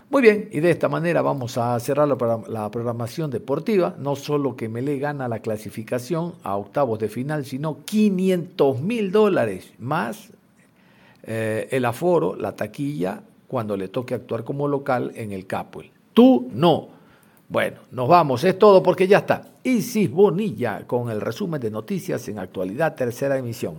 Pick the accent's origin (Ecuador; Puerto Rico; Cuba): Ecuador; Guayaquil, Guayas; hablamos como periodistas guayacos, guayaquileños